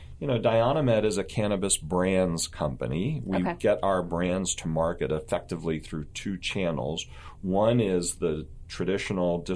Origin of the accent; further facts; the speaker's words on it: East Coast, United States; moved away as an adult; now in Bay Area, California, United States; I was born and raised on the East Coast.